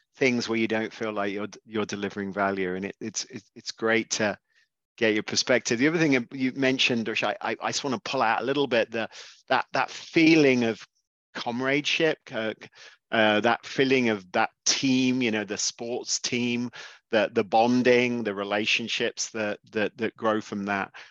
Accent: England, United Kingdom; as obviously an Englishman

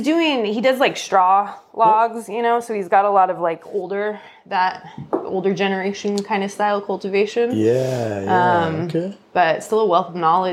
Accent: San Diego, California, United States; also born or lived in Portland / Belgium; I'm from San Diego

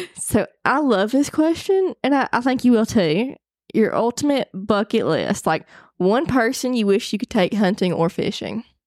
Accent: Arkansas, United States; I'm from Arkansas, I hunt, take care of my land

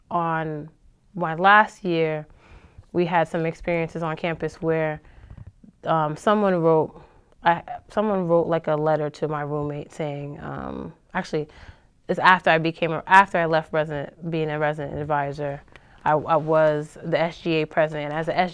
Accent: Boston, Massachusetts, United States; I was from the Boston area

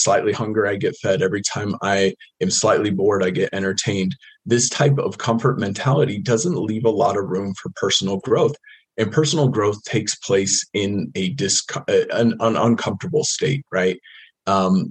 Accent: United States; I grew up in the States, kind of middle class

